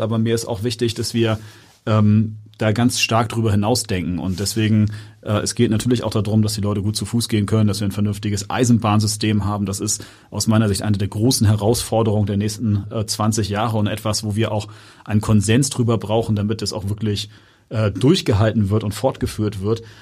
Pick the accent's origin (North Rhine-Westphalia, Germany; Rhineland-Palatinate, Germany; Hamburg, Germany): Hamburg, Germany; also born or lived in Barmbek, Hamburg / Cape Town, South Africa; ich bin in Jenfeld aufgewachsen